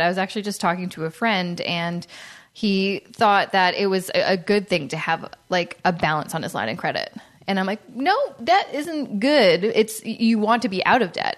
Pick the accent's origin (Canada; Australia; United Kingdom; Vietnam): Canada; being a Canadian